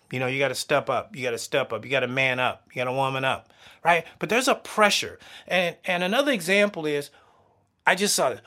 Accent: the South, United States; I'm a Southern boy. I grew up in the South.

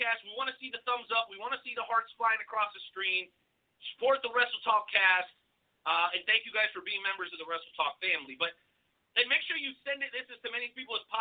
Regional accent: Mexico; moved away; my home country, the beautiful country of Mexico.

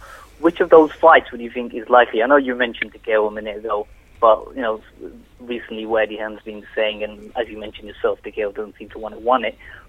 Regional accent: Ilford, London, United Kingdom; I'm from Ilford, Nigel Benn territory

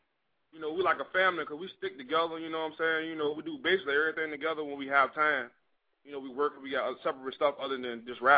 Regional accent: Richmond, Virginia, United States; I'm from Southside Richmond.

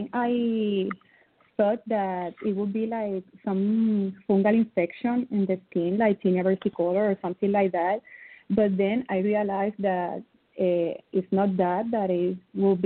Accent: Ponce, Puerto Rico; first language Spanish; English is a second language; I'm from Puerto Rico. Puerto Rico is a little island in the Caribbean Sea. My first language is Spanish

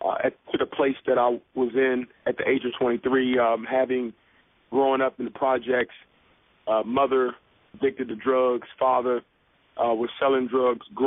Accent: Washington, District of Columbia, United States; born or raised there

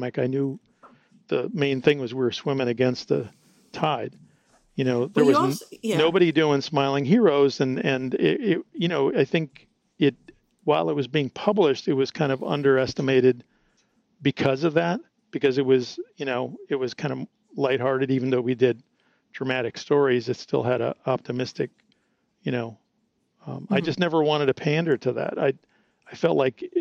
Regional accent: Midwest, United States; That's where I grew up in the Midwest

